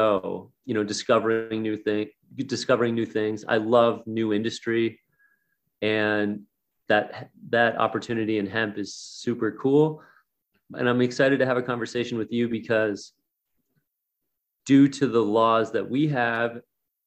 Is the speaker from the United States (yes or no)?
yes; Minnesota, United States; I'm from Minnesota